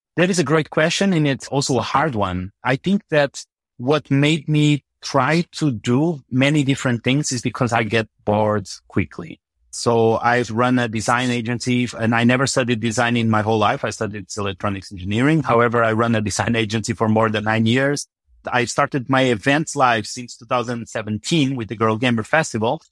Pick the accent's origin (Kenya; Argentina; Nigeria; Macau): Macau; moved away; also born or lived in Portugal; I grew up in Macau, mostly, but actually between Portugal and Macau.